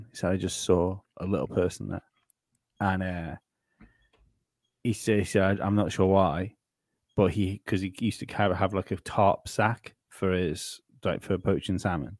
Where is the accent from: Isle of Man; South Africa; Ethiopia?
Isle of Man; my island